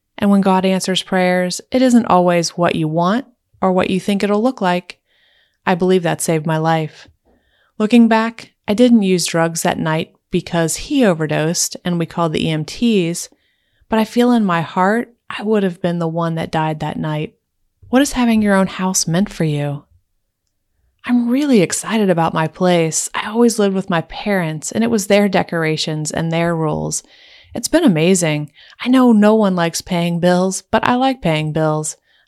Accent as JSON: {"language": "English", "region": "Indiana", "country": "United States", "said": "I'm from Indiana, so it was a geographical move."}